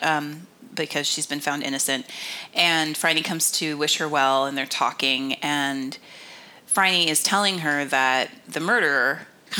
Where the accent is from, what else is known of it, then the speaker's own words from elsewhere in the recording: United States; being an American